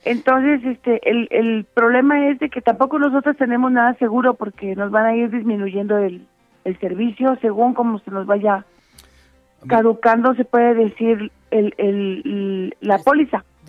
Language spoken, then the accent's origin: Spanish; Mexico; como ciudadanas, como mexicanas